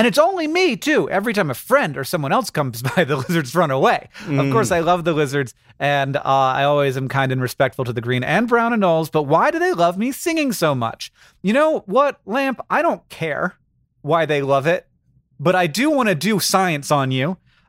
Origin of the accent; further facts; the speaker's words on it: Florida, United States; When I grew up in Florida, we called them anoles, but now everybody tells me that it's pronounced anoles.